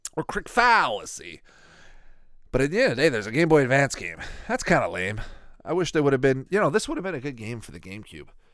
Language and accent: English; Canada; I'm from Canada here.